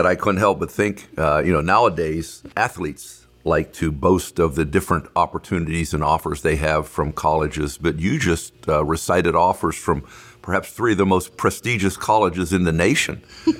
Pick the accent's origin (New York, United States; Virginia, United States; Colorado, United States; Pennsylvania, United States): Pennsylvania, United States; Beaver Falls; growing up in Beaver Falls